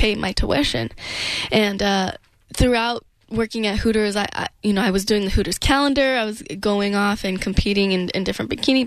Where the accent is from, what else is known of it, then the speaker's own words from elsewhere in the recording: Denver, Colorado, United States; I grew up in Denver